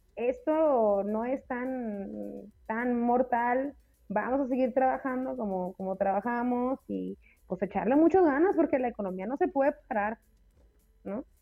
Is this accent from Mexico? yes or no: yes; Mexico; salseo mexicano, o sea, somos latinos, hace calor, nos encanta el chupe